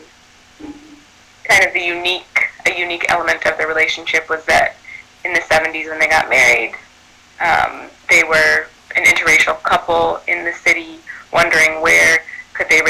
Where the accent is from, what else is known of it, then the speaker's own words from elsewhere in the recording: Chicago, Illinois, United States; also born or lived in Evanston, Illinois; I grew up on the north side of Chicago in a neighborhood called Rogers Park. And then I would say I grew up there and also in Evanston